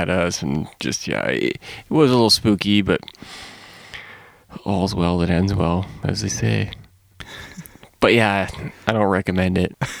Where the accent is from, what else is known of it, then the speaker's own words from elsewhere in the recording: Canada; moved away as an adult; now in Bishop, United States; I'm Canadian